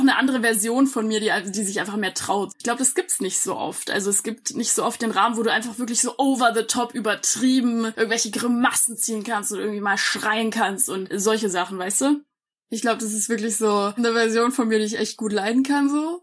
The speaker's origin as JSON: {"language": "German", "town": "Munich", "region": "Bavaria", "country": "Germany", "tie": "born or raised there", "said": "Ich bin einundzwanzig Jahre alt, äh, geboren in München."}